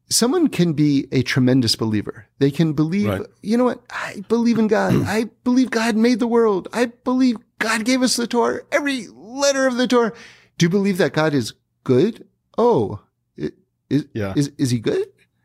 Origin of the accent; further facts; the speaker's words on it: New York City, New York, United States; It started in New York. Okay. I grew up in New York City. Yeah. I went to Bronx High School of Science.